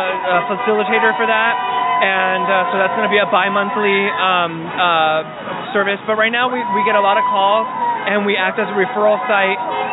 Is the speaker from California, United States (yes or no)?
yes; San Gabriel Valley, California, United States; I was born and raised here in the San Gabriel Valley